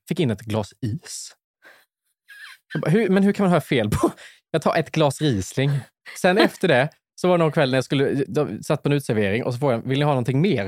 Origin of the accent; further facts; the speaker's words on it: Värnamo, Jönköping County, Sweden; accent: Värnamo dialect; now in Stockholm, Sweden; mina hemtrakter i Småland